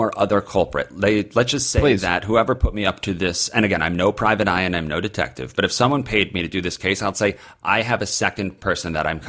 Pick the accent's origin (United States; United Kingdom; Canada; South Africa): United States; I feel like we as an American culture have all grown up a little bit.